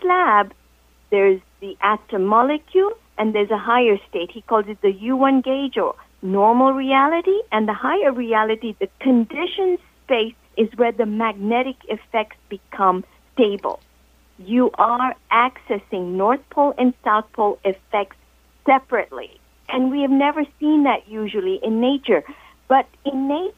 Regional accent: Kenya; I'm from Kenya

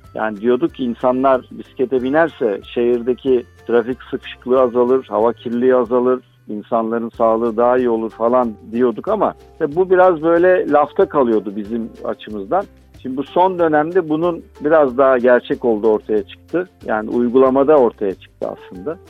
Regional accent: Turkey; now in Istanbul, Turkey; ben burada yaşıyorum.

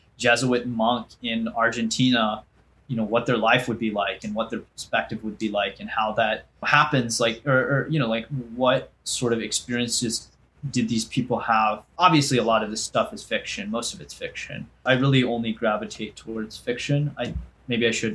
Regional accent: United States; as an Indian American

